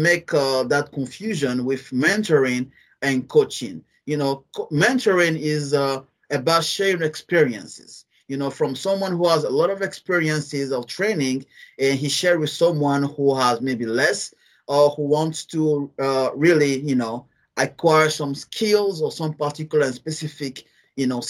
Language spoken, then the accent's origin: English; Guinea; English is a second language; I'm from a French country, French-speaking country.